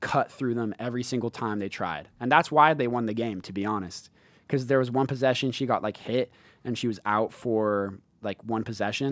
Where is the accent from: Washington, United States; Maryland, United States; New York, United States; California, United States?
Washington, United States; Seattle; in Seattle, my hometown